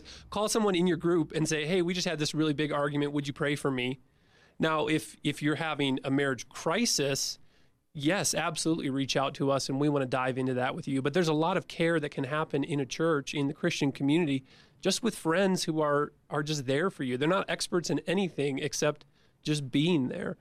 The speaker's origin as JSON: {"language": "English", "region": "Midwest", "country": "United States", "tie": "born or raised there", "said": "my childhood growing up in the Midwest"}